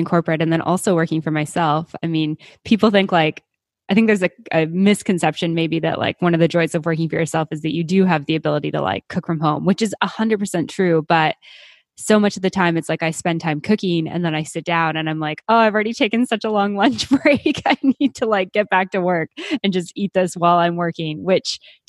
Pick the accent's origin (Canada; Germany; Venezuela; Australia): Canada; also born or lived in Mexico; now in Panama; being Canadian